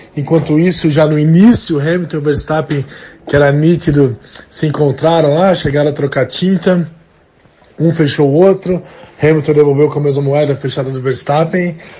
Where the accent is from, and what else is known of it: Brazil